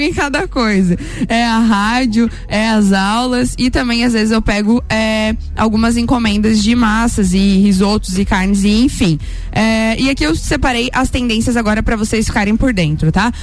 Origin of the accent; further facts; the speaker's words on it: São Joaquim, Santa Catarina, Brazil; lá de São Joaquim, da minha terra é, querida, onde eu nasci